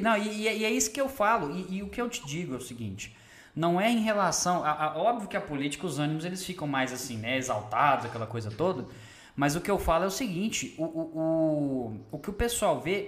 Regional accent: Belo Horizonte, Minas Gerais, Brazil; moved away as an adult; now in Sete Lagoas, Brazil; eu sou de Belo Horizonte e vim morar aqui em Sete Lagoas, já tem cinco anos.

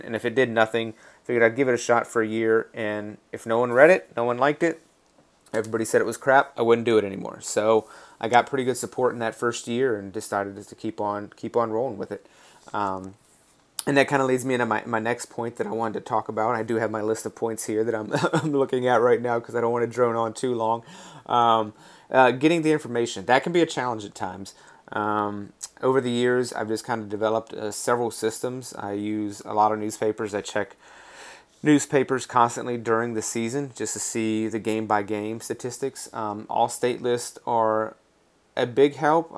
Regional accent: Raleigh, North Carolina, United States; also born or lived in Washington, D.C.; grew up in North Carolina, just outside of Raleigh, North Carolina

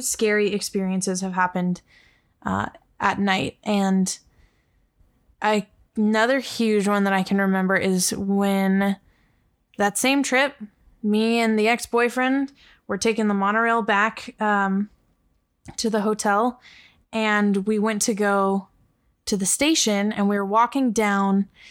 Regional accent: Los Angeles, California, United States; growing up in Los Angeles

